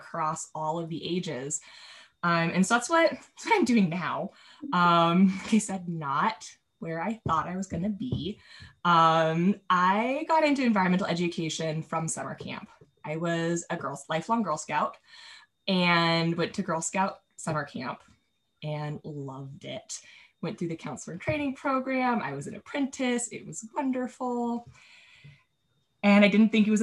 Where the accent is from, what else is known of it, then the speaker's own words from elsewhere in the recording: Carlsbad, California, United States; also born or lived in Prescott, Arizona; I ended up at Legoland, California, in my hometown